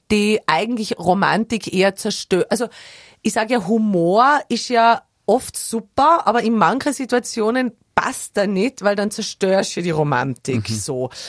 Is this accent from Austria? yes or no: yes; Tyrol, Austria; now in Vienna, Austria